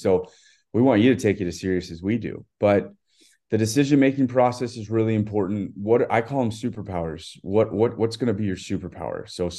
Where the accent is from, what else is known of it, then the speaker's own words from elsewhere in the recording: Texas, United States; I grew up obviously in Texas